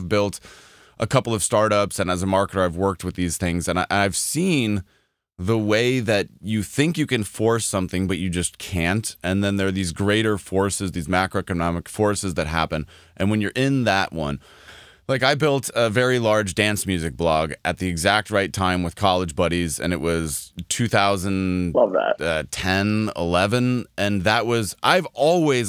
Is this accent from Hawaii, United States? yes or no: no; Denver, Colorado, United States; I'm a quarter Italian by genetics, I grew up in Denver, Colorado, about as far from an ocean as a human can possibly be